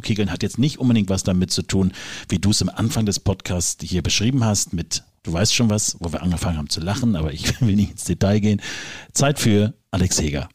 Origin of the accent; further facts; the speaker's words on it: Rügen, Mecklenburg-Vorpommern, Germany; bei uns im kleinen Ort, wo ich aufgewachsen bin, auf der wunderschönen Insel Rügen